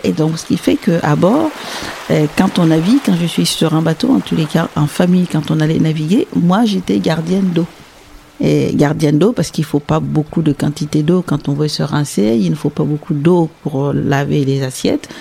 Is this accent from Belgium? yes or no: no; Sahel, Burkina Faso; now in Porquerolles, France; je suis née au Sahel, donc en Burkina Faso